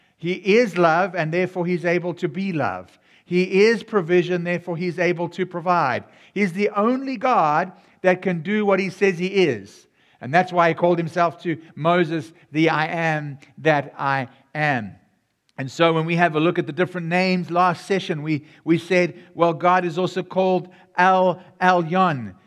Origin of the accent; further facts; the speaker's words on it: South Africa; now in United States; Yes, my voice sounds a bit different. My, I, I come from South Africa, even though I'm serving here in America.